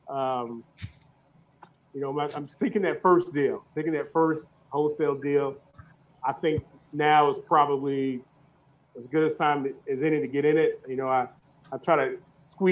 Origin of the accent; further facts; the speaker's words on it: St. Louis, Missouri, United States; moved away as an adult; now in Jonesboro, United States; I'm actually from St. Louis too